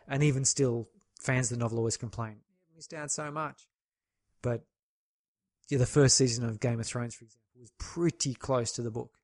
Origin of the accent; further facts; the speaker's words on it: Australia; as an Australian